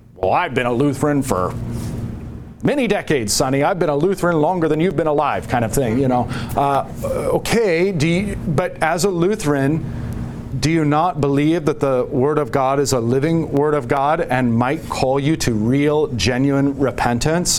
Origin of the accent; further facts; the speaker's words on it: United States; as an American